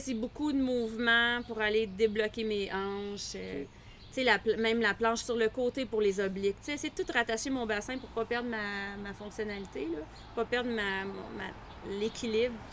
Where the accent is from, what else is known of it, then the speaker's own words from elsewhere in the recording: Quebec City, Quebec, Canada; moved away; je viens de Québec, mes parents avaient une maison proche d'un lac. Je montais en vélo dans les lignes d'hydro